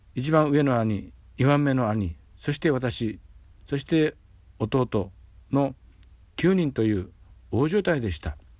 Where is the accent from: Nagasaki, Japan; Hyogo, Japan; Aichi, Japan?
Nagasaki, Japan; Hasami; now in Sasebo, Japan; 子供の頃生まれ故郷の波佐見町